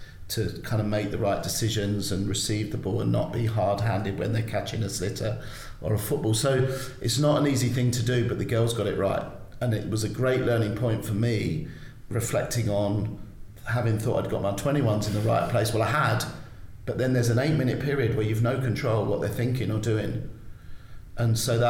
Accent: London, United Kingdom; now in Ireland; I grew up in South London, was, you know, not the easiest place to grow up in.

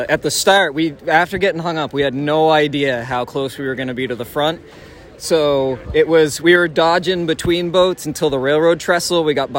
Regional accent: Athol, Massachusetts, United States; now in Leominster, United States; originally from Athol and now living in Leominster.

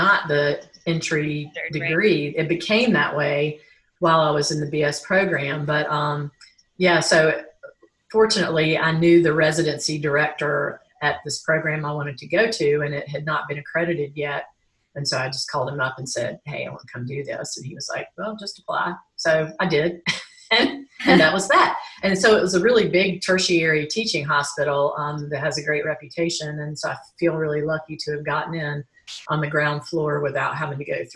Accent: Greensboro, North Carolina, United States; now in Asheville, United States; I am a native North Carolinian. I live in Asheville right now, but I grew up in Greensboro

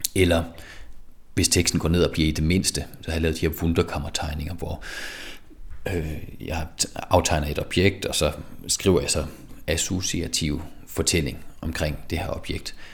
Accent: Skive, Central Denmark Region, Denmark; now in Frederiksberg, Denmark; jeg blev født i Skive i 1983. Jeg kommer fra Skive

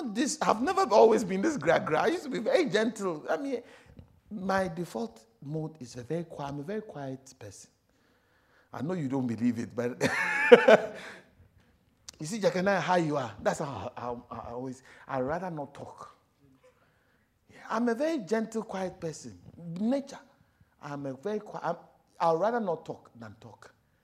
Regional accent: South Africa; I also came from South Africa.

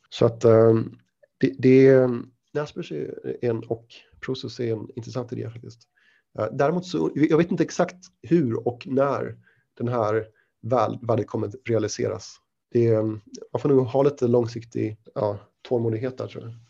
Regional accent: Sweden; moved away as an adult; also born or lived in London, United Kingdom / Shanghai, China; now in Singapore; jag är svensk, flyttade från Sverige 2006, gick på Handelshögskolan

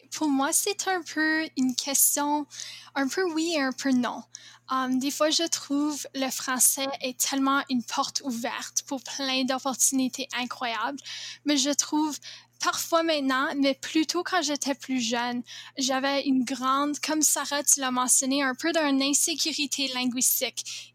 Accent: Laurier, Manitoba, Canada; French is a second language; je suis en 11e année à l'école Jour de Plaine à le petit village de Laurier au Manitoba

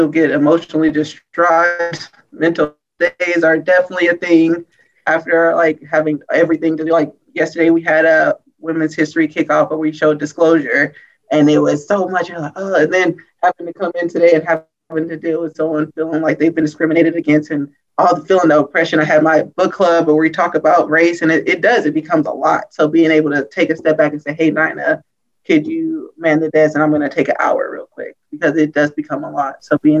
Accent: St. Louis, Missouri, United States; I'm from St. Louis.

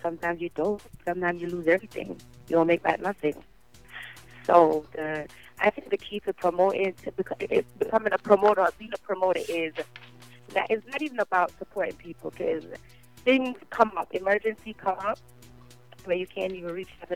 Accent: New Jersey, United States; also born or lived in Jamaica; I was raised here pretty much because I've been here since I was six.

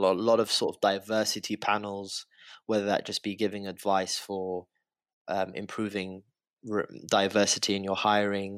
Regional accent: United Kingdom; I'm British to the knees

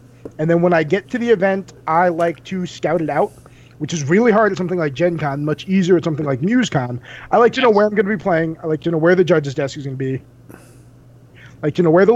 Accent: New Jersey, United States; now in Colorado, United States; I'm from Jersey

